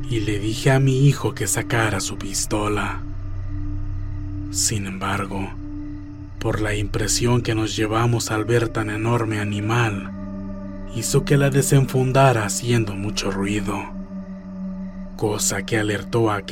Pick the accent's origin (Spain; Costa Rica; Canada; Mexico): Mexico; Santa Ana, Oaxaca; Como les venía diciendo, somos de Oaxaca. Mi pueblo se llama Santa Ana.